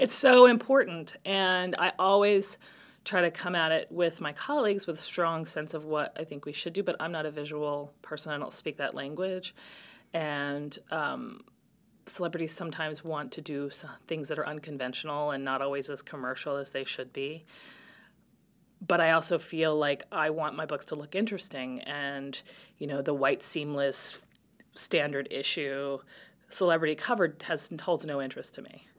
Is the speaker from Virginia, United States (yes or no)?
yes; Virginia, United States; moved away as an adult; also born or lived in New York; William and Mary in Virginia, where I grew up in Virginia